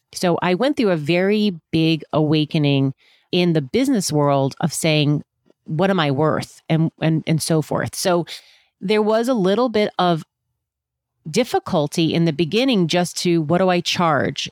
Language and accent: English; Virginia, United States; also born or lived in Washington, D.C.; I was born in Washington, D C, but we lived in Virginia.